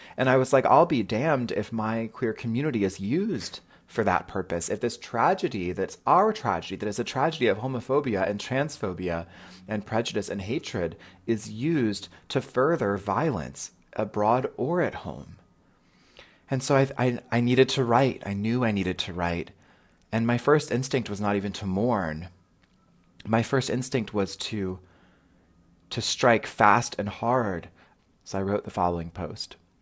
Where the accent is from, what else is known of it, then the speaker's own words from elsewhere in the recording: Raleigh, North Carolina, United States; now in Brooklyn, United States; based out of Brooklyn, New York, but I grew up in Raleigh, North Carolina